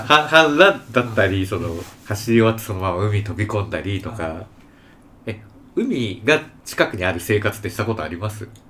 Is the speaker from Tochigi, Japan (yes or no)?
yes; Tochigi, Japan; also born or lived in Komazawa, Tokyo; now in Tokyo, Japan; 僕はあの出身栃木 県